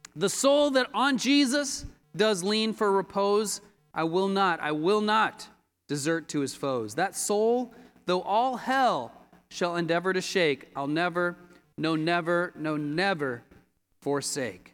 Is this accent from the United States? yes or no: yes; Colorado, United States; moved away as an adult; now in Los Angeles, United States; I grew up in Colorado and became a disciple in Colorado